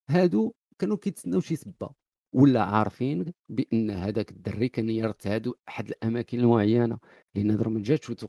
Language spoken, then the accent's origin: Arabic; Morocco; حنا كمغاربه